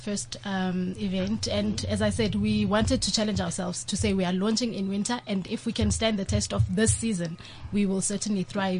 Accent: Wattville, Gauteng, South Africa; having been born and bred in Wattville

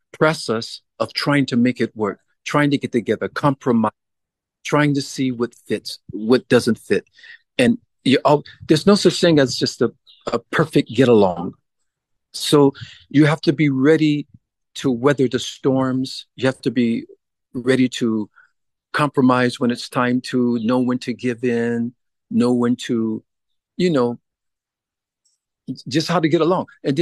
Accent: California, United States; I'm born and raised in California.

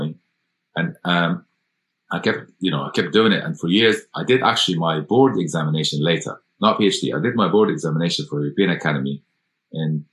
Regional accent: Egypt; moved away as an adult; now in United Kingdom; I went to medical school in Cairo, so because I'm from Egypt originally

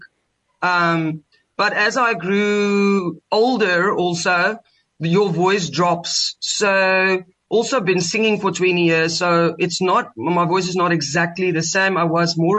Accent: Cape Town, Western Cape, South Africa; I grew up in Cape Town, in Tukai, Muizenberg

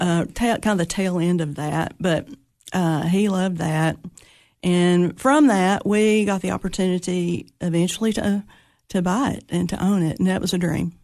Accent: Monterey, Tennessee, United States; also born or lived in Cookeville, Tennessee; I was born in Monterey, Tennessee

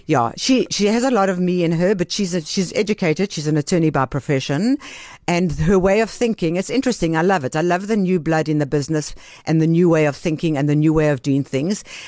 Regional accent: Benoni, Gauteng, South Africa; also born or lived in Greece; I grew up in Benoni, and I went to, uh, a Jewish day school in Benoni

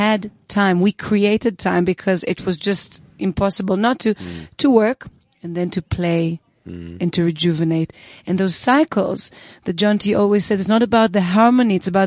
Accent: Israel; moved away; I grew up in Israel

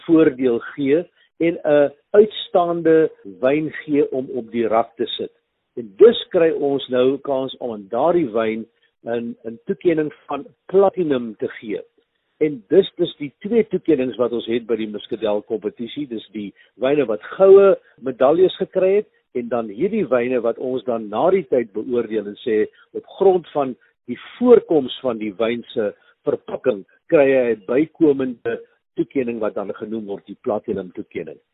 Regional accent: North-Eastern Cape, South Africa; moved away; by plaas waar ek nou groot geword het daar in die Indiese wêreld in die Noord-Oos-Kaap

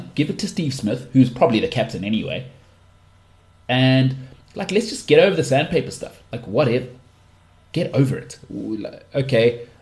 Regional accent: South Africa; as a South African

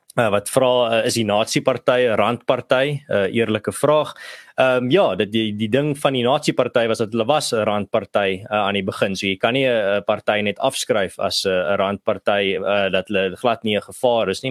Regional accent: South Africa; as 'n Suid-Afrikaner

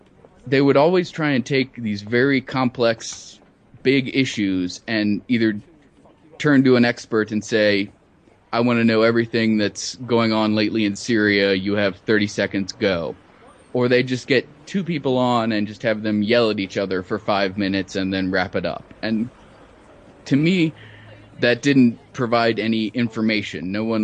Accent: Cincinnati, Ohio, United States; moved away as an adult; also born or lived in Iraq; now in Amman, Jordan; I'm originally from Cincinnati, Ohio

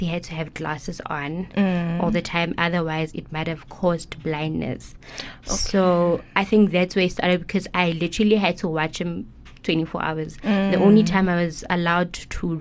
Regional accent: Bloemfontein, Free State, South Africa; now in Pretoria, South Africa; I'm originally from Bloem, currently residing in Pretoria with my family

